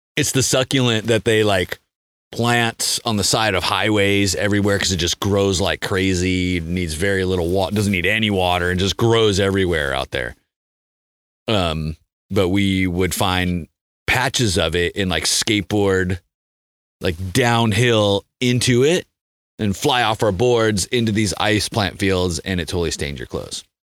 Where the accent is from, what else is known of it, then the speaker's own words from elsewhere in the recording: San Diego, California, United States; also born or lived in Mammoth Lakes, California; I grew up in San Diego